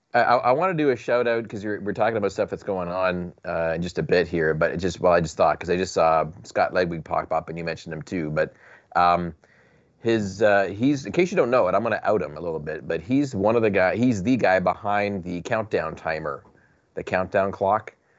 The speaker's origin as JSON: {"language": "English", "country": "Canada", "said": "I'm from Canuckistan."}